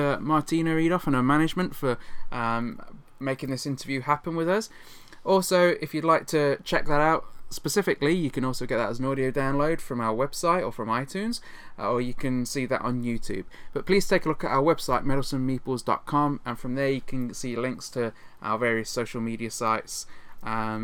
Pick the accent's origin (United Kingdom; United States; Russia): United Kingdom; Nottingham, East Midlands; my hometown last year in Nottingham